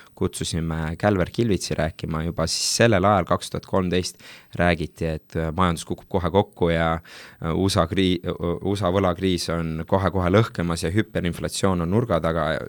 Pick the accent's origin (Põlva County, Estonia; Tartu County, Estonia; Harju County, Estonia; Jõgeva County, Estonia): Tartu County, Estonia; Tartu; ma olen pärit Tartust